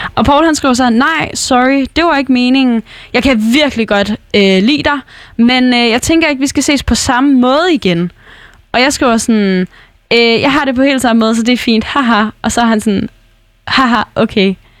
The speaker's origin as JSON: {"language": "Danish", "area": "North Jutland", "region": "North Denmark Region", "country": "Denmark", "moved": "yes", "said": "jeg blev nødt til at flytte tilbage til Nordjylland, hvor jeg er fra, hvor mine forældre bor"}